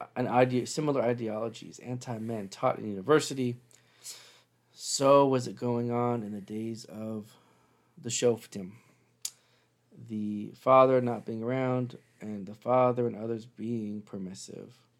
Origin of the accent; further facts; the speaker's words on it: Seattle, Washington, United States; moved away; I'm from Seattle